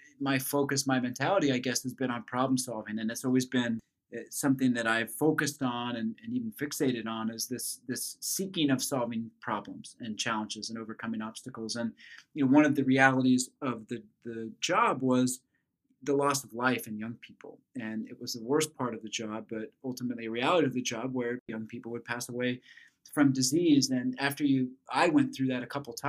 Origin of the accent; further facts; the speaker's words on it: Flint Hills of Kansas, United States; I grew up in the Flint Hills of Kansas